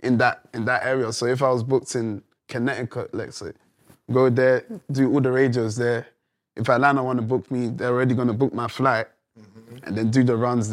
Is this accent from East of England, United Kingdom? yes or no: no; London, United Kingdom; I came from London. Coming to America, this is like, wow, for any Londoner to come to America and just turn up with you guys.